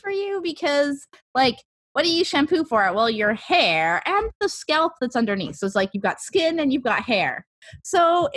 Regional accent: Canada; I'm Canadian

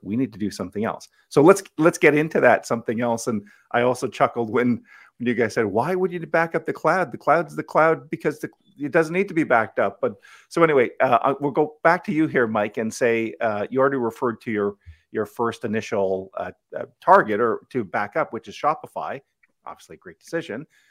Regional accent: Ottawa, Ontario, Canada; I grew up in Blackburn Hamlet

